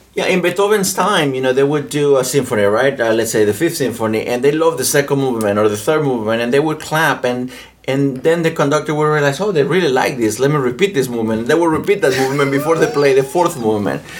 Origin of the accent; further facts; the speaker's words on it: Mexico; English is a second language; moved away as an adult; also born or lived in Winchester, Virginia; now in United States; I am from Mexico